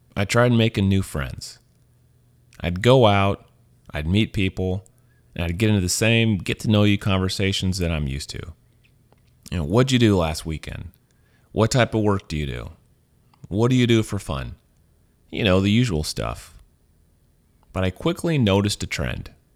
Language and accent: English; Missouri, United States; moved away as an adult; also born or lived in Louisiana; now in San Francisco, United States; I'm from Missouri. I was born there. I was raised there.